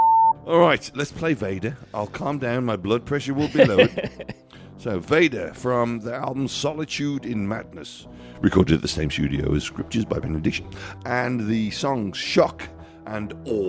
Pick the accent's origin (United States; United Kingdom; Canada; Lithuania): Canada; We're Canadian, so we'll just start early.